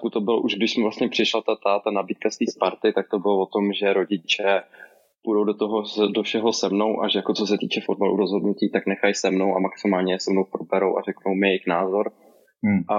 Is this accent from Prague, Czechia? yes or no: no; Brno, South Moravian Region, Czechia; ne, samozřejmě, že ne. jako Brňák.